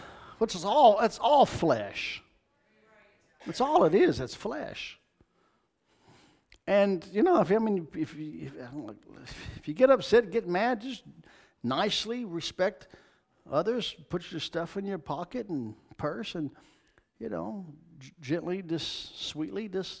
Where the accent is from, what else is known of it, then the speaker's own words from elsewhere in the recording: Kentucky, United States; moved away as an adult; It's Kentucky, from where I'm from. I was born and raised in Kentucky. I don't live there now. I've lived in Florida since 95.